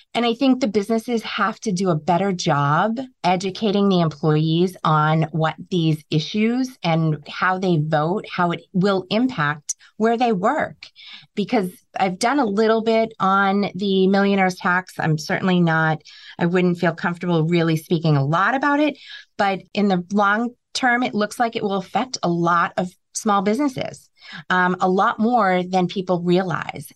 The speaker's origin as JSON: {"language": "English", "region": "New England", "country": "United States", "said": "we're from New England. We're very resilient."}